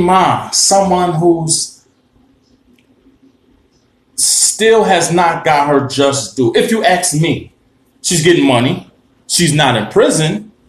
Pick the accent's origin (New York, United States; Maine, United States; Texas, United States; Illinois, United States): New York, United States; Harlem; Now, when I twist this hat towards the camera, you're going to see I'm from Harlem, but shout to the Bronx.